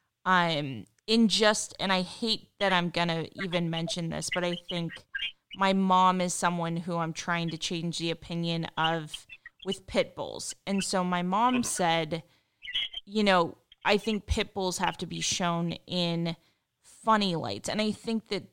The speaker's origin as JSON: {"language": "English", "region": "Pacific Northwest", "country": "United States", "moved": "yes", "lives_now": "Southern California, United States", "said": "I'm from the Pacific Northwest originally. When I moved here"}